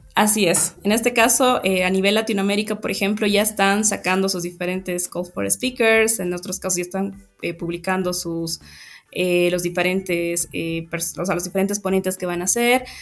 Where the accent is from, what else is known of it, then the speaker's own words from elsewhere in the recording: Bolivia; muy orgullosos como bolivianos